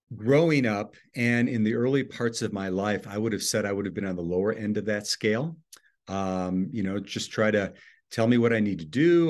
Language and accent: English; Oconomowoc, Wisconsin, United States; I was born in a little town in southeast Wisconsin, uh, 30 miles west of Milwaukee, called Oconomowoc, Wisconsin